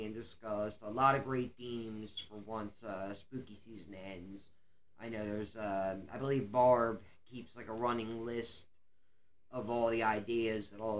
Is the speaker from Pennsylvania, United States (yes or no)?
yes; Philadelphia, Pennsylvania, United States; I'm born and raised in Philly